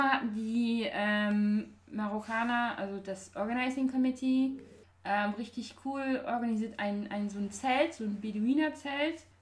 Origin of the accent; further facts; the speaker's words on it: Belgium; moved away as an adult; now in Munich, Germany; Meine Mutter arbeitet bei der EU. Ähm, ich bin in Belgien aufgewachsen und das hat mir immer schon so Spaß gemacht, auf Englisch zu reden. Und dann, als ich nach München kam fürs Studium